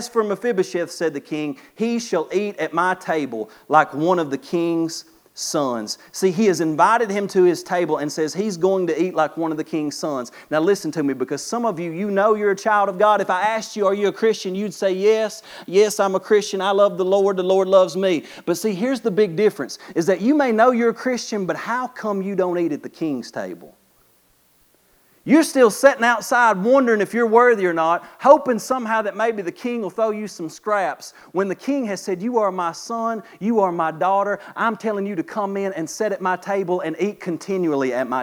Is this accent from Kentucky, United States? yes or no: yes; Kentucky, United States; I'm from Kentucky